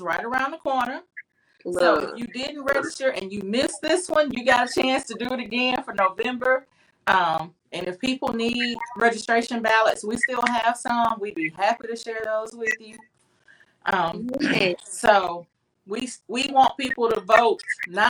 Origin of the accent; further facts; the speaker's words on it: Montevallo, Alabama, United States; I grew up in Montevallo. Montevallo is my home